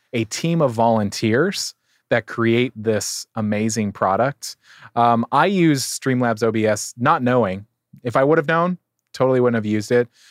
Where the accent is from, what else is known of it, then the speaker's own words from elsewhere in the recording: San Diego, California, United States; I get to be in my hometown